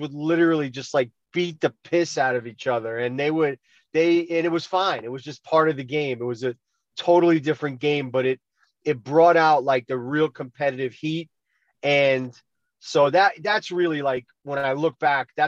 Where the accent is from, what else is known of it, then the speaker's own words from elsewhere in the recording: Roslyn, New York, United States; also born or lived in Wisconsin; I live in Roslyn and I grew up in Roslyn and I moved back here